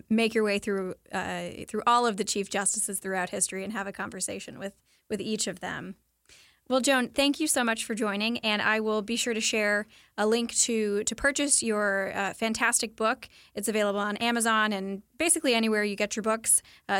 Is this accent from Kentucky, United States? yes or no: yes; Kentucky, United States; I'm from Kentucky. We do love our fried chicken there